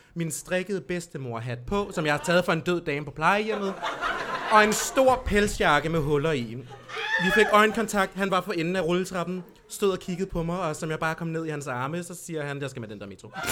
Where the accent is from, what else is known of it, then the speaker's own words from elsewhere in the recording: Lolland, Zealand, Denmark; moved away; Jeg er fra Lolland.